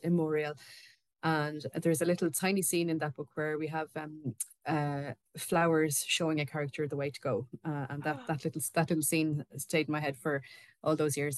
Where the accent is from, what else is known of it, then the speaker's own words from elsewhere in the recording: Ireland; we are both Irish authors, um, me and Susan both